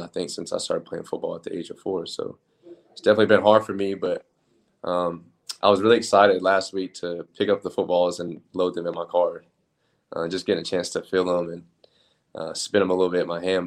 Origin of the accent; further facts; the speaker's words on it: Oklahoma City, Oklahoma, United States; moved away as an adult; also born or lived in Texas; I'm from Oklahoma City, so um, we can get four seasons in one day in Oklahoma